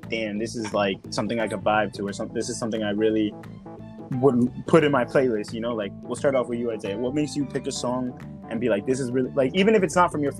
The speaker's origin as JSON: {"language": "English", "town": "New York City", "region": "New York", "country": "United States", "tie": "born or raised there", "moved": "yes", "lives_now": "New Jersey, United States", "said": "I grew up in New York, so, everybody know NYC vibes"}